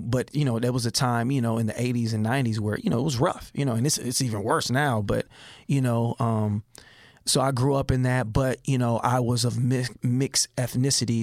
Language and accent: English; Richmond, California, United States; also born or lived in Berkeley, California; born in Berkeley, raised in Richmond